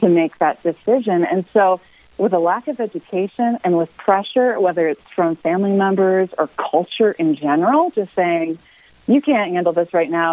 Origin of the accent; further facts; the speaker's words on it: Michigan, United States; now in Colorado Springs, United States; I'm from Michigan originally. I grew up on a farm there